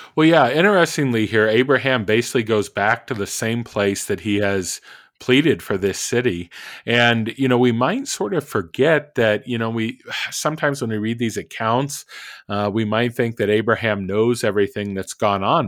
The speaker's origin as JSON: {"language": "English", "region": "Oklahoma", "country": "United States", "tie": "born or raised there", "also_born_or_lived": "Minnesota", "moved": "yes", "lives_now": "Kansas, United States", "said": "being in Kansas and growing up in Oklahoma"}